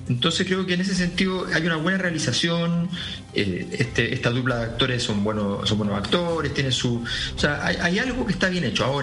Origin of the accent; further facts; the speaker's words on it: Santiago, Santiago Metropolitan Region, Chile; now in Europe; la, cisterna, el bosque, qué sé yo, que son, que son territorio conocido, territorio de toda infancia, adolescencia.